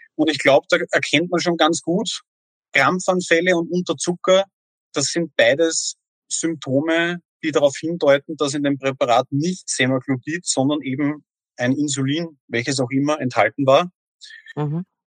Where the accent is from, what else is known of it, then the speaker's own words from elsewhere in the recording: Austria; bei uns in Österreich